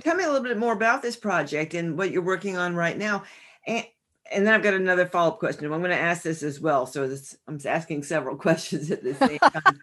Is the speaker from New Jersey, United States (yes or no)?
yes; northern New Jersey, United States; I grew up in northern New Jersey